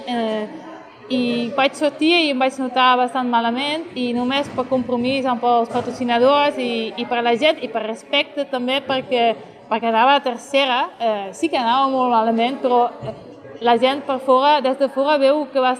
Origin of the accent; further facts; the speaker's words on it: Catalonia, Spain; Jo soc catalana, em considero catalana